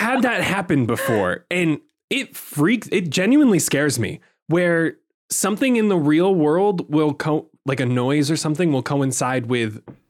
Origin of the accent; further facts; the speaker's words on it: East Coast of the United States, United States; we're from the East Coast of the United States.